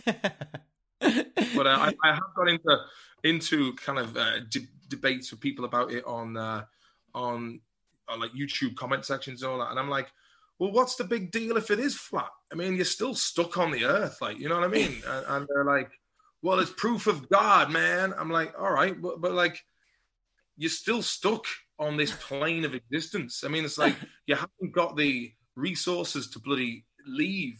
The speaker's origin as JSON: {"language": "English", "town": "Swinford", "region": "Connacht", "country": "Ireland", "also_born_or_lived": "Liverpool", "said": "being from Swinford"}